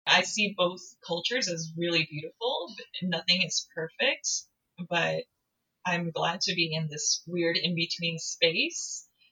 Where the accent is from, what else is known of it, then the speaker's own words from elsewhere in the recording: United States; I'm American, I'm not Korean